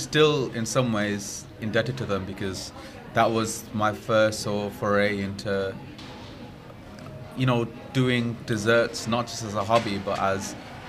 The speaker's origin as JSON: {"language": "English", "town": "Alum Rock", "region": "West Midlands", "country": "United Kingdom", "tie": "born or raised there", "said": "I was born in Alam Rock. I went to school in Alam Rock. I still live in Alam Rock. My family are in Alam Rock."}